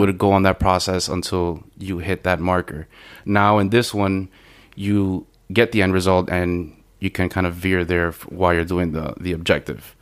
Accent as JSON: {"language": "English", "town": "Miami", "region": "Florida", "country": "United States", "tie": "born or raised there", "said": "I'm from Miami, uh, from Little Havana, and um, not the best of neighborhoods."}